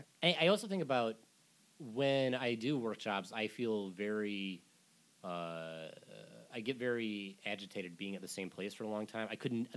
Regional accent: Michigan, United States; moved away; Yeah, I grew up in Michigan.

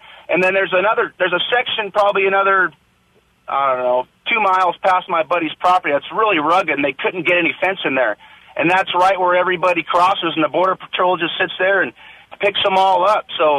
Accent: San Diego, California, United States; Hey, so real quick, like you said, I'm born and raised in San Diego.

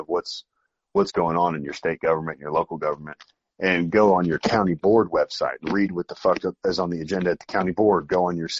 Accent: Springfield, Illinois, United States; I grew up in Springfield, which is the capital.

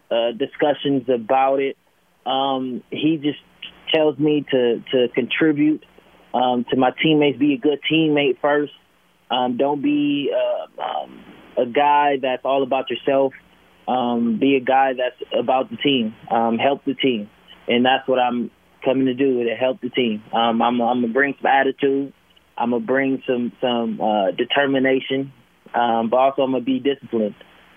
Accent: Los Angeles, California, United States; You know, I was born and raised in Los Angeles, California.

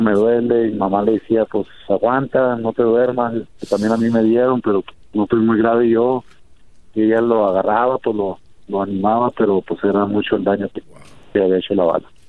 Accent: Mexico; now in Denver, United States; muy triste por el odio que hay sobre nosotros los mexicanos

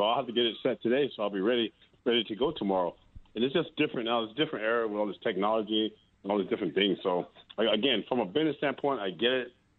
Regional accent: Tampa, Florida, United States; being from Tampa.

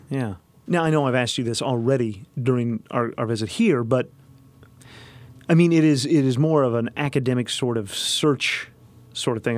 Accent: Lakeview, Arkansas, United States; moved away; I grew up in Lakeview, Arkansas

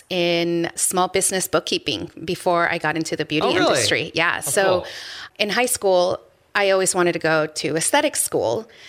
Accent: Peru; born there; moved away; Yes. We are from Peru. I was born in Peru.

